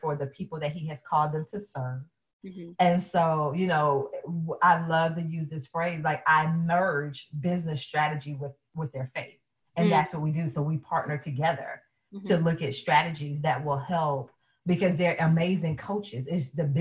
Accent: the South, United States; I am from the South, and yes, mom was in church all the time

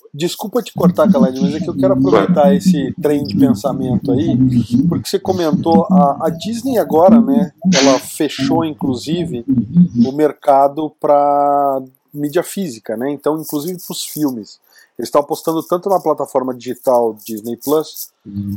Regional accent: Campinas, São Paulo, Brazil; now in Curitiba, Brazil; eu venho de Campinas

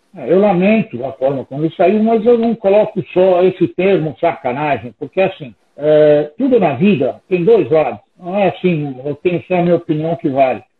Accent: São Paulo, Brazil; Eu nasci em São Paulo, sou da Moca

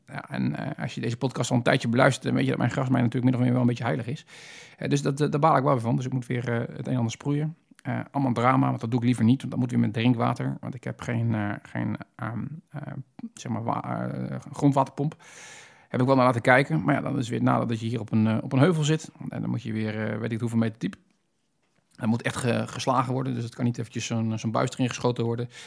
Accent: Netherlands; als Hollander

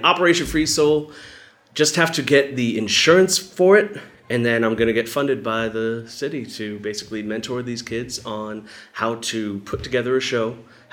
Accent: New Hampshire, United States; Back in New Hampshire

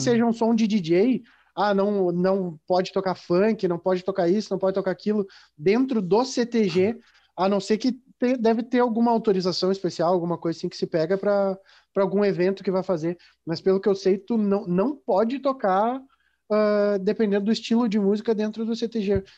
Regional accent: Rio Grande do Sul, Brazil; eu me considero gaúcho, eu, eu sou gaudério

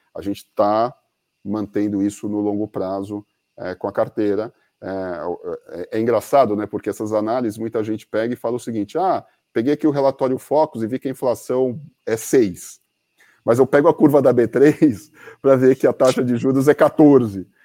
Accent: Brazil; a gente é brasileiro

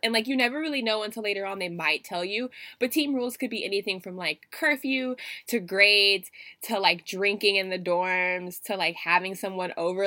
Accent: United States; I'm from America

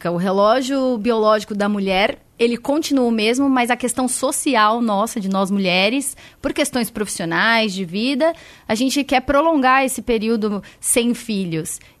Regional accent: São Paulo, Brazil; Da Rádio Bandeirantes … eu sou de São Paulo.

